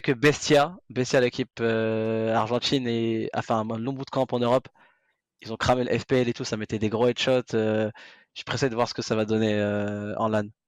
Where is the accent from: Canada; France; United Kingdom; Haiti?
France; on est français